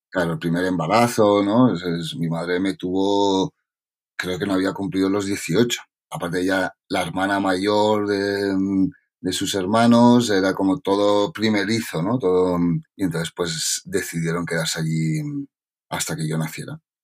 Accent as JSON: {"language": "Spanish", "town": "Coma-ruga", "region": "Catalonia", "country": "Spain", "tie": "born or raised there", "also_born_or_lived": "Ksar (Morocco), birthplace", "lives_now": "Barcelona, Spain", "said": "Nací en Qasar pero ya con dos semanas ya estaba en Comarruga, que es un pueblo pequeñito de Tarragona. Y, pero bueno, luego con la universidad ya sí que fui a vivir a Barcelona y aquí me he quedado."}